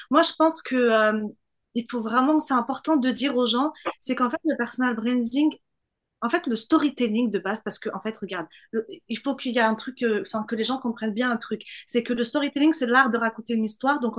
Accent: southern France, France; il faut que je cache le fait que je viens du Sud pour me faire accepter par la scène parisienne

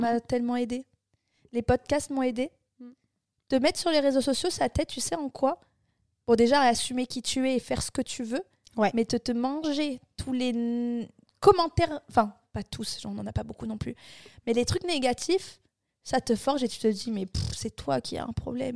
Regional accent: Bordeaux, Nouvelle-Aquitaine, France; moved away as an adult; also born or lived in Barcelona; je viens de Bordeaux

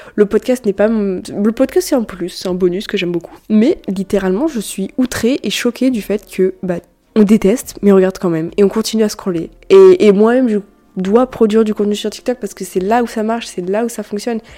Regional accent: France; On est français

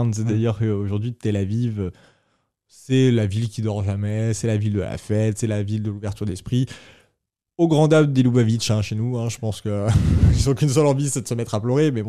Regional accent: France; now in Israel; Euh, en Israël, on y vit en tant que Français très bien.

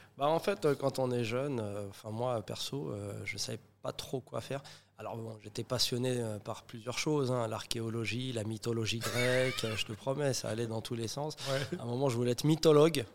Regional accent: Saint-Denis, Île-de-France, France; nous on a grandi en maison à Saint-Denis

